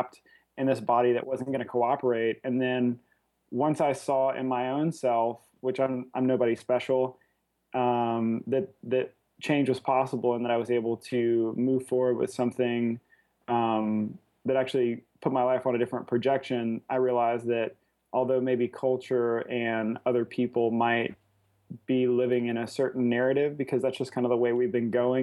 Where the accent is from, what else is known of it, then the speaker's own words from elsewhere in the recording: Lafayette, Louisiana, United States; I'm originally from Lafayette, Louisiana. That's where I live